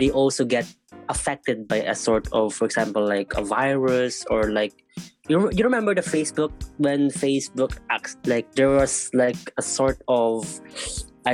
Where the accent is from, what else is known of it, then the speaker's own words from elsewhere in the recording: Philippines; now in Korea; the Philippines, to where my family is, my real friends are. So it's like it's the only way I can keep myself connected to, my home country